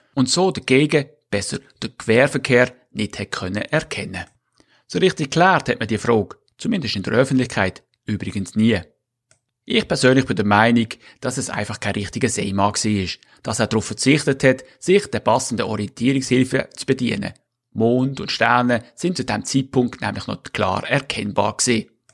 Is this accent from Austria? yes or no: no; Switzerland; also born or lived in Northern Germany; now in Germany; Exilschweizer zwischen Ost und Nordsee